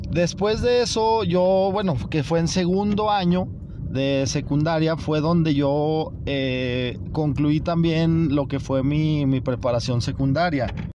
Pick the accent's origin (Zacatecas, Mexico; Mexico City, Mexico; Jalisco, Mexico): Zacatecas, Mexico; ahí en Zacatecas, de donde yo soy